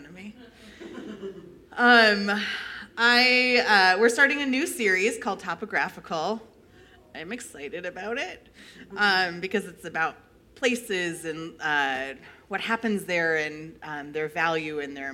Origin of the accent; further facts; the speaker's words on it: New York, United States; moved away as an adult; now in Midwest, United States; I grew up 6 hours away from New York City